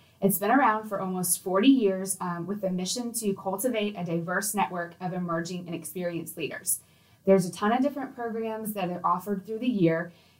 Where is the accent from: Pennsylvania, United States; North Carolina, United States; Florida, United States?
Florida, United States; Tallahassee; I was Tallahassee, born and raised, and worked at the Chamber for several years